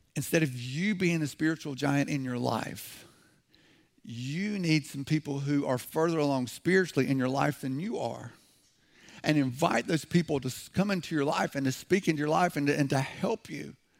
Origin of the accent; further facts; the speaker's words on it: the South, United States; I'm from the South.